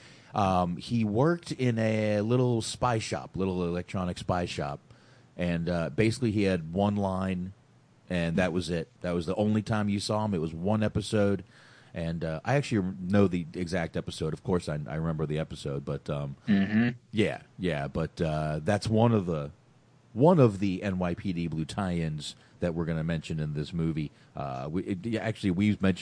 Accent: Florida, United States; Florida is my home state.

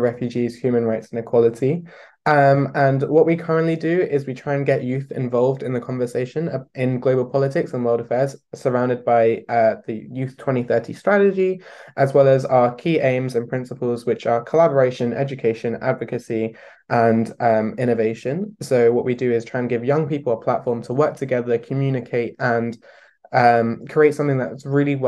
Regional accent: London, United Kingdom; I'm 18 year old and I'm from London.

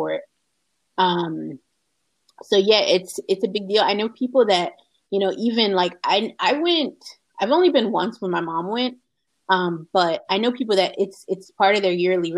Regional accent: United States; also born or lived in Dammam, Saudi Arabia / Khobar, Saudi Arabia; in Philadelphia, there's a Muslim community, a Black American Muslim community is very large and very very old. And one of the things that makes it unique is that although we're American

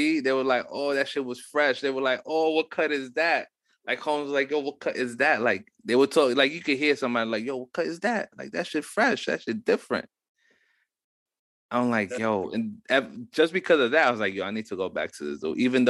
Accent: Mexico

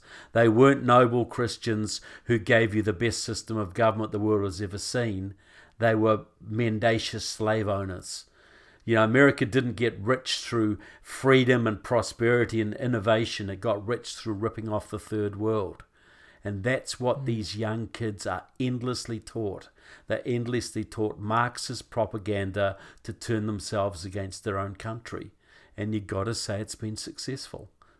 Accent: New Zealand; now in United States; why as a New Zealander, because I live here now most of the time, I'm married to an American

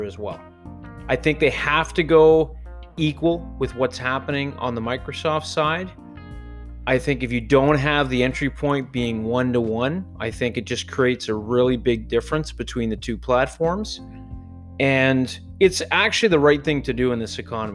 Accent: Canada; because I'm Canadian

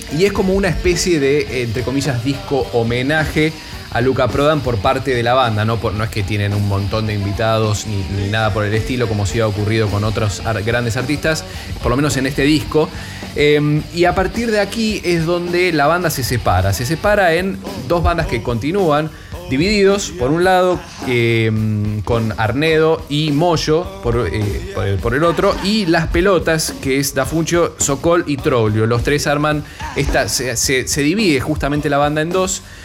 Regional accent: Argentina

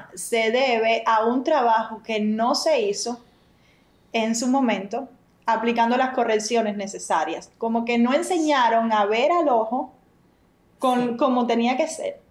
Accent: San José de las Lajas, Mayabeque, Cuba; Somos de San José de las Lajas. Eso queda muy cerca de La Habana

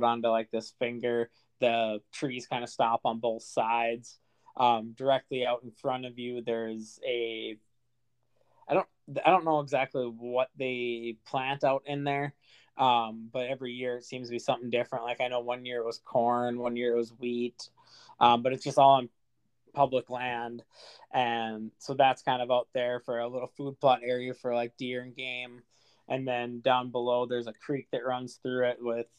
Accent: Fargo, North Dakota, United States; I'm from Fargo

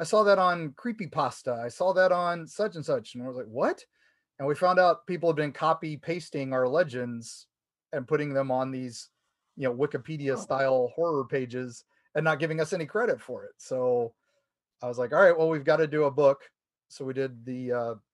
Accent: United States; now in Florida, United States; I grew up in the Ohio, Kentucky, West Virginia area. I was a Beck Hills kid

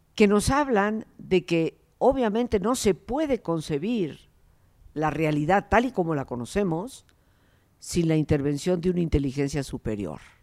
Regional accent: Mexico; yo soy mexicana y vivía aquí

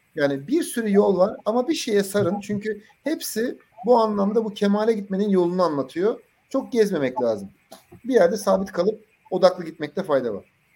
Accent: Adana, Turkey; ben işte Adanalıyım

